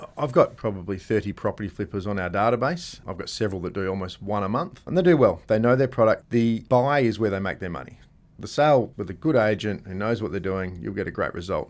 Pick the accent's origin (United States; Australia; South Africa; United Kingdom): Australia; Gosnells, Western Australia; I grew up in Gosnells